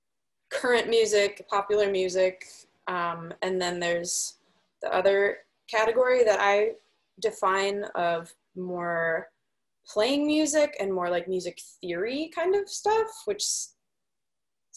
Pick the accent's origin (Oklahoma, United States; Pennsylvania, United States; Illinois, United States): Illinois, United States; Des Plaines; moved away as an adult; also born or lived in Milwaukee, Wisconsin; Des Plaines, Illinois. It is right outside of Chicago.